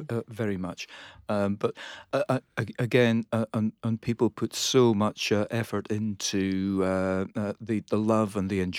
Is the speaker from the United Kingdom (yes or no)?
yes; Scotland, United Kingdom; And, and being Scottish, uh, you